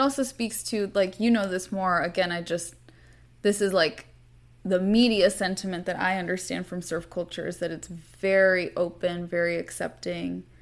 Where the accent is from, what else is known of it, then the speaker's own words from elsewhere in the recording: California, United States; I'm from California